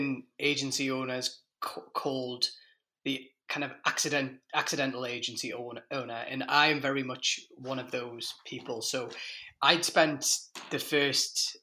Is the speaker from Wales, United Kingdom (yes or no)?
no; Newcastle upon Tyne, North East England, United Kingdom; moved away as an adult; now in United States; I was brought up in Newcastle, in the northeast of England